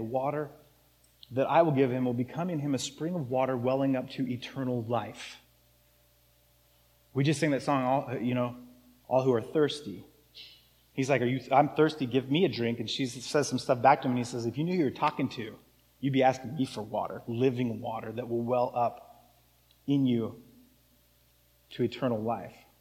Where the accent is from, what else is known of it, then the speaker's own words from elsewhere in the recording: Arizona, United States; now in Seattle, United States; where I grew up in Arizona